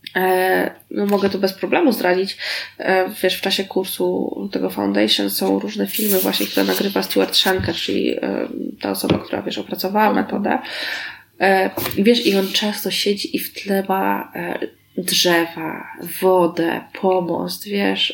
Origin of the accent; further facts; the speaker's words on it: Warsaw, Masovian Voivodeship, Poland; ja się wychowywałam na warszawskim Tarchominie